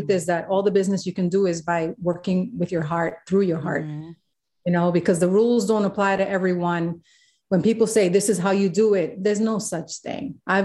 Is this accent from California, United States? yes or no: no; New York City, New York, United States; I'm Puerto Rican from the South Bronx